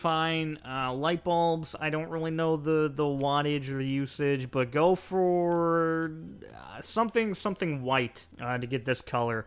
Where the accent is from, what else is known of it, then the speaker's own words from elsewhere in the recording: United States; I'm an American